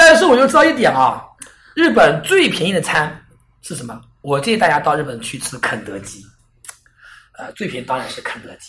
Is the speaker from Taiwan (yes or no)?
no; China; 总之，我在想，我们中国人经常干的事情，切一半西瓜，拿着勺子